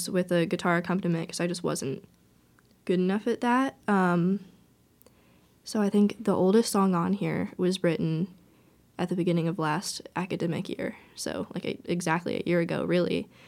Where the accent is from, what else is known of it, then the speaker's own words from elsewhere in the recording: Fishers, Indiana, United States; now in Bloomington, United States; I'm from Fishers, Indiana, like an hour and a half north of here.